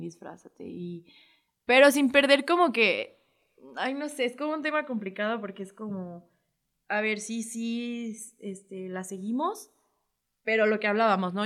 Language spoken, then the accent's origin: Spanish; Mexico; lo que nos define como, como mexicanos